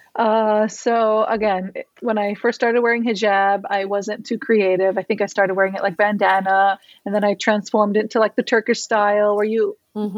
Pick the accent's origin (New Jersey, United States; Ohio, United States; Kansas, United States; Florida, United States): Florida, United States; Miami; I was born and raised in Miami